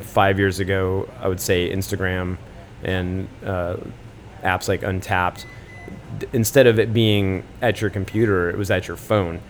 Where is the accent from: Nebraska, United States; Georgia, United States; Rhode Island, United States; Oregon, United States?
Oregon, United States; Portland; moved away as an adult; now in Brooklyn, United States; I'm actually from Oregon originally. I grew up in yeah. Portland